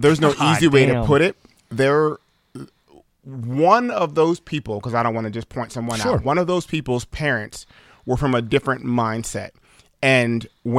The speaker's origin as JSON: {"language": "English", "town": "Cambridge", "region": "Maryland", "country": "United States", "tie": "born or raised there", "also_born_or_lived": "Hurlock, Maryland", "said": "I was born in Cambridge, Dorchester General Hospital"}